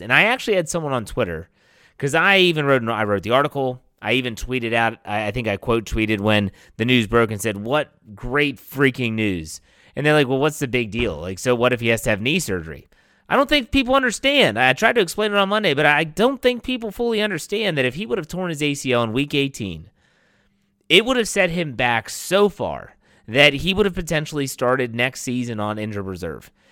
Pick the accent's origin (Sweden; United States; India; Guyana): United States; West Virginia; my home state, the West Virginia Mountaineers